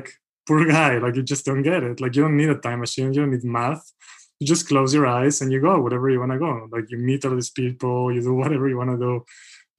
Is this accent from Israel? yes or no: yes; Israel; moved away; also born or lived in Mexico; I grew up in Israel, by the way. So I'm Israeli and Mexican. But I grew up most of my formative years in Israel, and I went to university there.